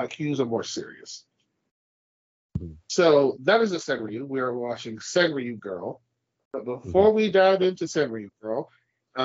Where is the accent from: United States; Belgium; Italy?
United States; I grew up in the States